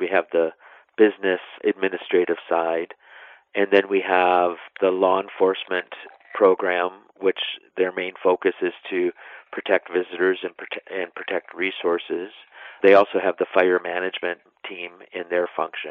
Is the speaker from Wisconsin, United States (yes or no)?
yes; West Central Wisconsin, United States; also born or lived in South Florida; now in Minnesota, United States; I'm originally from West Central Wisconsin